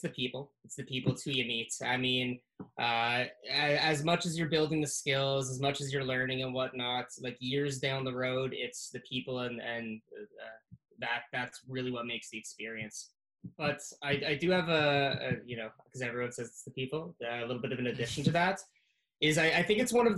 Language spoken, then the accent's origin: English; Canada; I was the first Canadian to do so